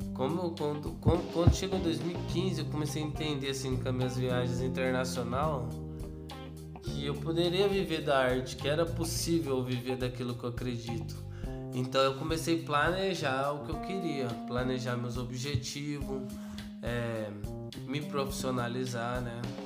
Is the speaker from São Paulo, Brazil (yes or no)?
yes; Ribeirão Preto, São Paulo, Brazil; now in Franca, Brazil; Sou de, do interior de São Paulo, Ribeirão Preto mas atualmente eu moro na cidade de Franca